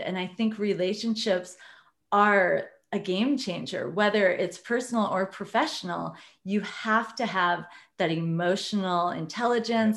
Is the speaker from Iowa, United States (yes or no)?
yes; Iowa, United States; I grew up in Iowa, very conservative family.